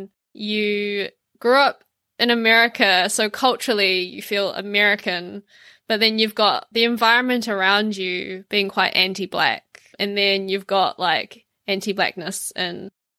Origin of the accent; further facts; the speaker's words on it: New Zealand; also born or lived in China; I was born in China, but I left when I was 2 years old. So I grew up in New Zealand